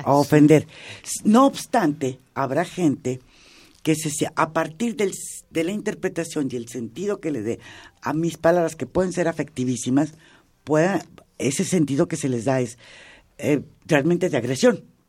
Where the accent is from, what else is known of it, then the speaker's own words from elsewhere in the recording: Mexico; Estoy hablando como mexicana